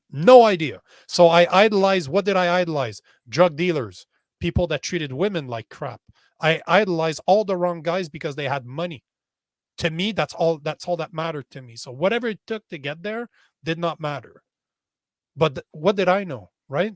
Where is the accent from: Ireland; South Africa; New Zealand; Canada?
Canada; as a Canadian